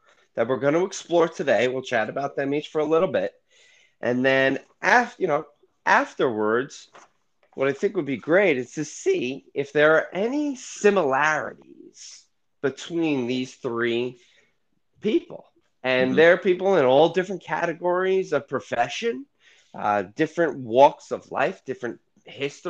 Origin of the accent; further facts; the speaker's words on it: New York, United States; I'm from New York, and I was a big New York Knicks fan in the 90s